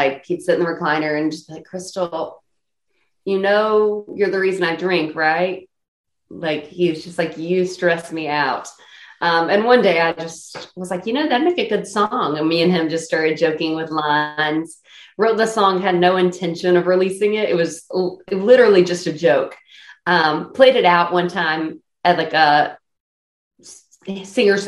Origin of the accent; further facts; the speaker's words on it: Hickory, North Carolina, United States; now in Nashville, United States; I am from Hickory, North Carolina, and I'm a country singer and songwriter. And I live out in Nashville, Tennessee now